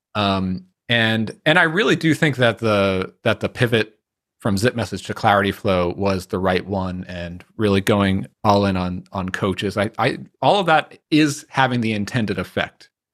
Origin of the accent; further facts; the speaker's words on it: New York, United States; I grew up around New York